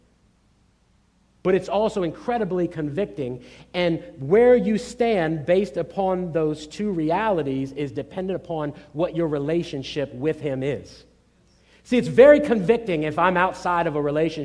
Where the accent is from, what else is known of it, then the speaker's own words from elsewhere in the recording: Norfolk, Virginia, United States; I grew up in Norfolk, Virginia, in an urban environment